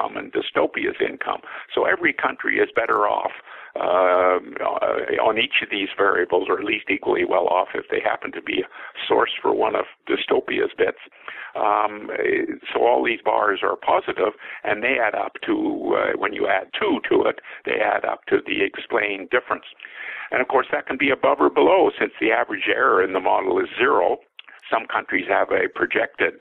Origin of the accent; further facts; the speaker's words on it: Canada; As a Canadian